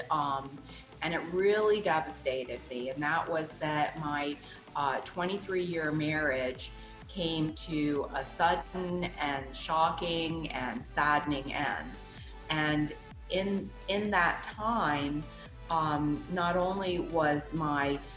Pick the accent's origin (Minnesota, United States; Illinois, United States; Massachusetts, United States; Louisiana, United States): Louisiana, United States; New Orleans; I was raised in New Orleans, Louisiana